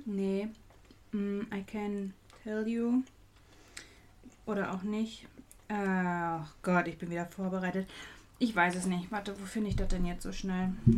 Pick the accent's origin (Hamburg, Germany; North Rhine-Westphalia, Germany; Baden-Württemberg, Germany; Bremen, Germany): North Rhine-Westphalia, Germany; Dortmund; Ich komme aus Dortmund